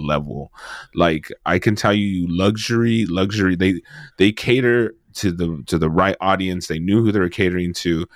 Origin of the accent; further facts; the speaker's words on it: West Coast, United States; I'm West Coast